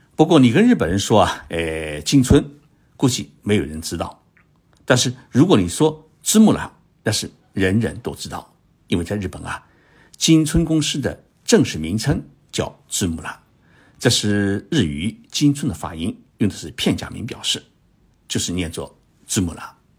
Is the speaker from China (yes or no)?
yes; China; 我们中国人啊，没有理由做不到